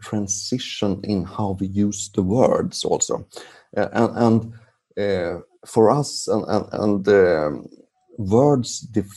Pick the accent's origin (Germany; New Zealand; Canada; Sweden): Sweden; English is a second language; I'm from Sweden